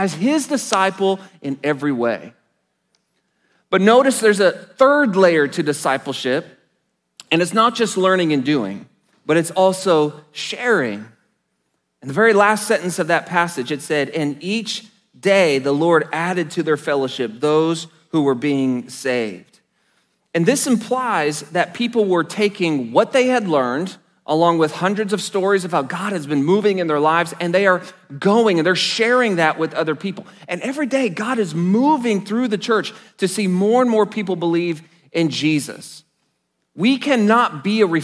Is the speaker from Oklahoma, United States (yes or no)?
yes; Enid, Oklahoma, United States; I was blessed to attend a Christian high school in my hometown of Enid, Oklahoma